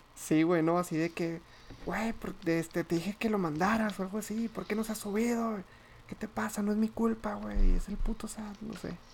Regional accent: Torreón, Coahuila, Mexico; moved away as an adult; trabajo fuera de mi ciudad natal país natal

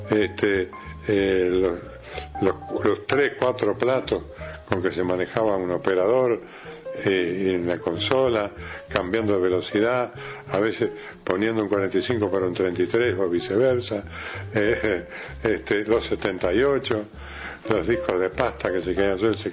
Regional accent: Rocha, Uruguay; yo cuando me vine de Rocha, vine a estudiar para bancario.

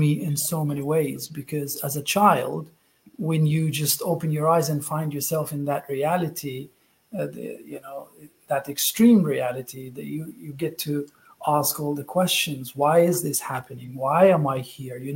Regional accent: Gaza, Gaza Strip, Palestine; moved away; I was born in Gaza, Palestine.

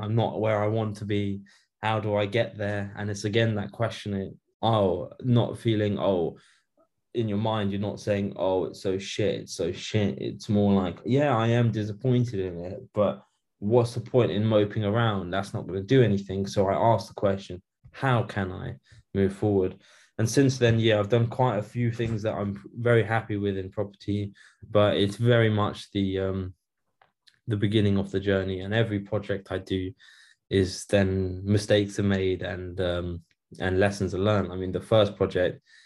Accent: United Kingdom; I'm born in Britain. So I'm born in the UK. So I'm British, technically speaking.

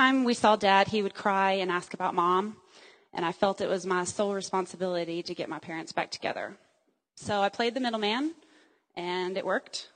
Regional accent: Dallas, Texas, United States; also born or lived in Joplin, Missouri; I was raised as a Texan

